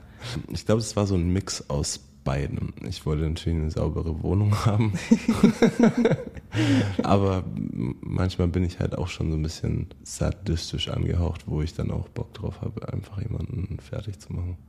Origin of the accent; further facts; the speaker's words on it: Bayreuth, Bavaria, Germany; moved away as an adult; also born or lived in San Francisco area, United States; Ich komme ja aus Bayreuth